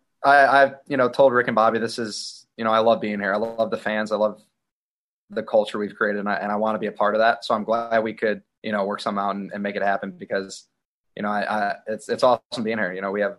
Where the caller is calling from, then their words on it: Chicago, Illinois, United States; I'm in Chicago, man.